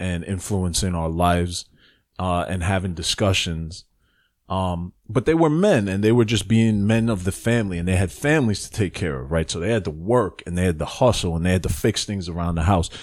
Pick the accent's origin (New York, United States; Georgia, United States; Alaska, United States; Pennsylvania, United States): New York, United States; New York City; moved away; I was born in the Bronx, and I spent the first part of my childhood in the Bronx.